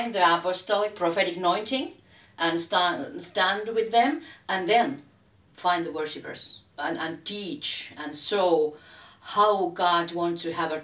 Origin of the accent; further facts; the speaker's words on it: Helsinki, Uusimaa, Finland; I'm a lady from Helsinki